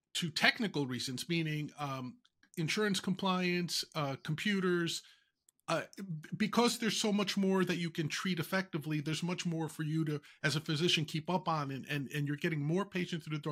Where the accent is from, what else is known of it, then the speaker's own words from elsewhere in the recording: New York, United States; I'm from the Bronx